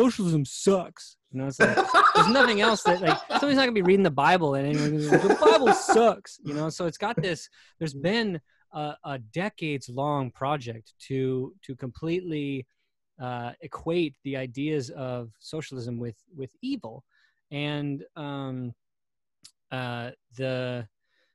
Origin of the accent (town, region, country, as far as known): United States